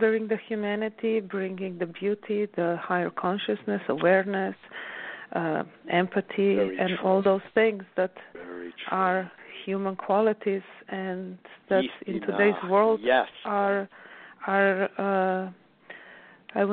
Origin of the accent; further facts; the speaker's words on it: Slovenia; now in New York, United States; growing up in Alps and being really closely connected to nature